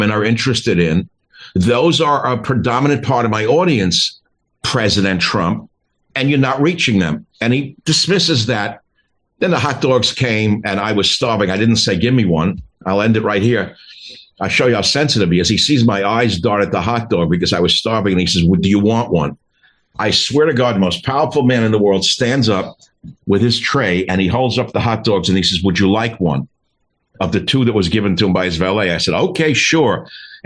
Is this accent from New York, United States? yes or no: yes; New York City, New York, United States; I'm from Queens and I know the shtick because I went to high school in the same area